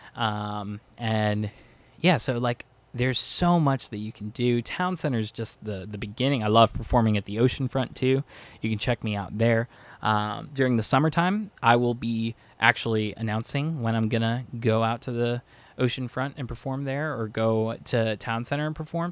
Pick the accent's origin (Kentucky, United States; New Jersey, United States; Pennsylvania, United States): Pennsylvania, United States; Lebanon; now in Virginia Beach, United States; I grew up in Lebanon, Pennsylvania